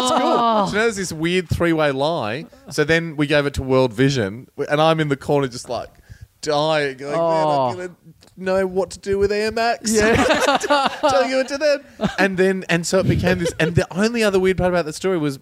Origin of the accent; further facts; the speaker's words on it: Melbourne, Victoria, Australia; I grew up in Glen Waverley.